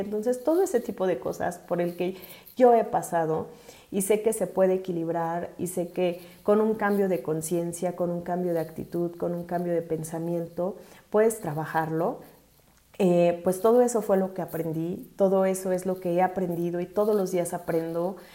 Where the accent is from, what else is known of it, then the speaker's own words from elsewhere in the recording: Mexico City, Mexico; soy originaria de la Ciudad de México